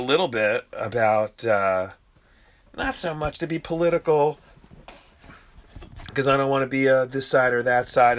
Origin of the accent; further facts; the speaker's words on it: United States; We're American